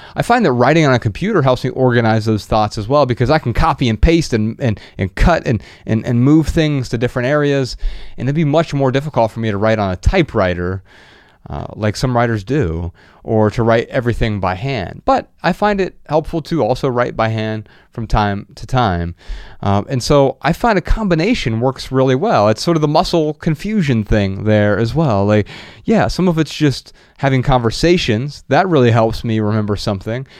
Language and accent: English; Ohio, United States; where we grew up in Ohio